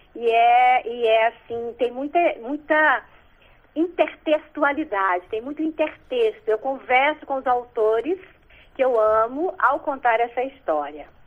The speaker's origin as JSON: {"language": "Portuguese", "town": "Belo Horizonte", "region": "Minas Gerais", "country": "Brazil", "tie": "born or raised there", "also_born_or_lived": "Dores do Indaiá", "said": "nasci em Dores, Indaiá e novinha. Minha família já se mudou para Belo Horizonte, então no bairro é, Salgado Filho, lá em Belo Horizonte"}